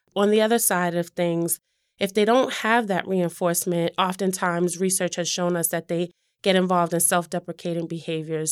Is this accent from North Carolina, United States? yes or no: no; Boston, Massachusetts, United States; I grew up in Mattapan specifically.